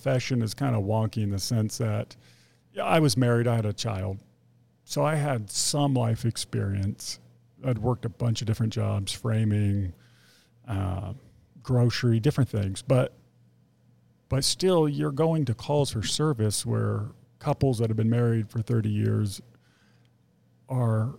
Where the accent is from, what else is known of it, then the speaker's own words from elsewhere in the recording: Fontana, California, United States; also born or lived in Mentone, California / Redlands, California; I grew up in Fontana